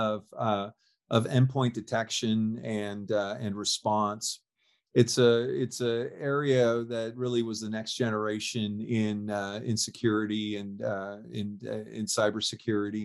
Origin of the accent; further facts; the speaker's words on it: California, United States; I'm born and raised in California